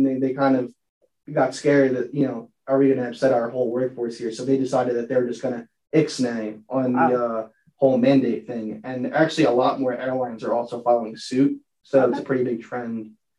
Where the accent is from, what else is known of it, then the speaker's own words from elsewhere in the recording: Philadelphia, Pennsylvania, United States; I'm from Philadelphia, Pennsylvania, which is about 3 or 4 hours away from Penn State.